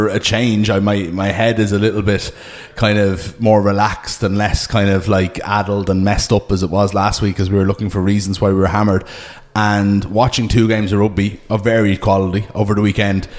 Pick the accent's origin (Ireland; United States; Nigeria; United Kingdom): Ireland